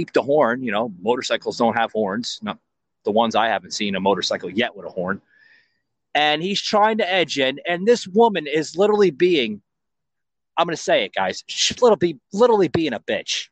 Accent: New York, Northeast, United States; now in Florida, United States; I'm from, you know, the Northeast. I'm from New York, New Jersey area.

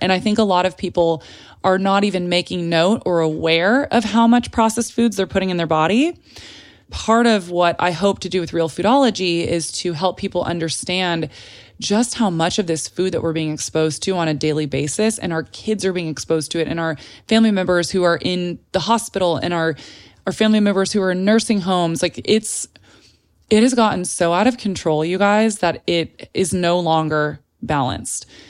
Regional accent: San Antonio, Texas, United States; moved away as an adult; also born or lived in Telluride, Colorado; now in Los Angeles, United States; I was born in San Antonio, Texas, and then I went back and forth between Telluride, Colorado, which is this really small little mountain town in Colorado, if you're unfamiliar with it, and San Antonio my entire life up until college

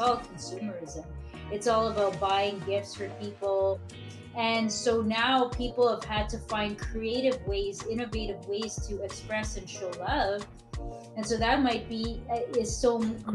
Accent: Mississauga, Ontario, Canada; originally from Mississauga, Ontario. That's my hometown

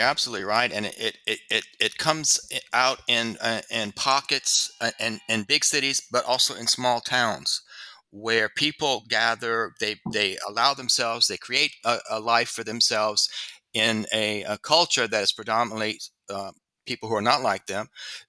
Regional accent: Louisiana, United States; In my home state of Louisiana was not a red state when I was little.

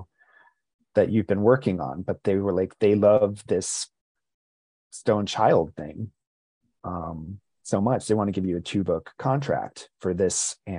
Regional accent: New Jersey, United States; also born or lived in Rhode Island / Basking Ridge, New Jersey; Grew up in, spent a lot of time in my teen years in New Jersey. I was born in Rhode Island, moved to New Jersey when I was 11 years old

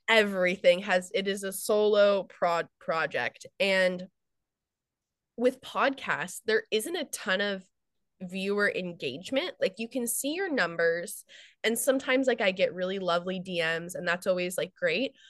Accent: United States; I'm American

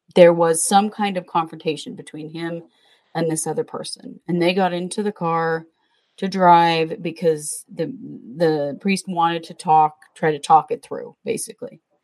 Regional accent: Southeast Idaho, United States; We we grew up in Southeast Idaho, where it's very very Mormon.

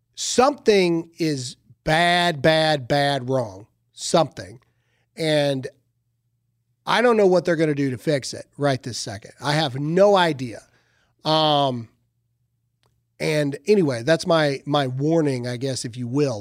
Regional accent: the South, United States; I'm from the South

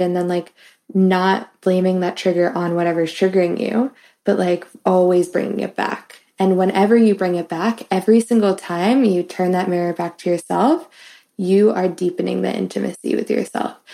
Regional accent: New York City, New York, United States; now in Philadelphia, United States; I'm from New York City

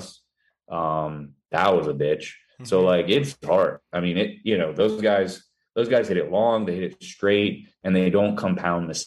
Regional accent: Vero Beach, Florida, United States; also born or lived in Edina, Minnesota; I was born in Minnesota, born in Edina, and I moved to Vero Beach, Florida when I was like five

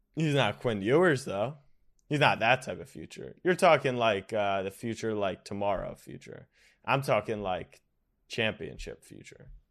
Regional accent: United States; We're lazy Americans

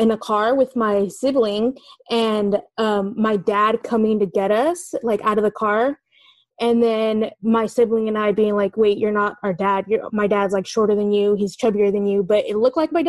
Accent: California, United States; I'm calling from the East Bay. I'm from California

